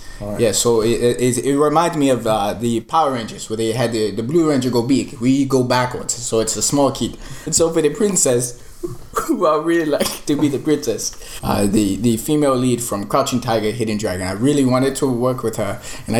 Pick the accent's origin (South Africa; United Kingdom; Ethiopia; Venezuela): Ethiopia; by the way, I'm originally from Ethiopia.